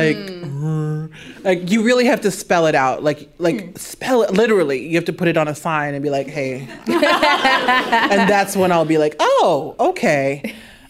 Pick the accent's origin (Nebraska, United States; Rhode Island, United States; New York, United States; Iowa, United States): Nebraska, United States; I'm from Nebraska